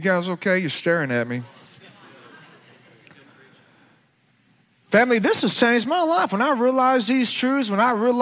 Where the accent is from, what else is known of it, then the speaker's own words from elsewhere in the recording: Alabama, United States; I grew up in Alabama